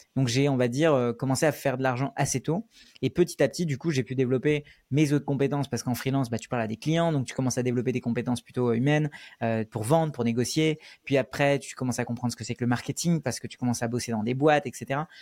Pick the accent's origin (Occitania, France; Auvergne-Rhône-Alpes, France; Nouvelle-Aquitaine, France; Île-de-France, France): Île-de-France, France; Paris suburbs; also born or lived in India; je suis venu en France quand j'avais 6 ans, je suis né en Inde et à partir de ce moment-là, j'ai grandi avec mes grands-parents euh, en banlieue parisienne